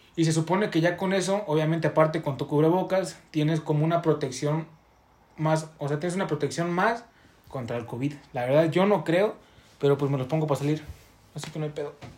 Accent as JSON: {"language": "Spanish", "country": "Mexico", "said": "en México estamos cambiando una identidad"}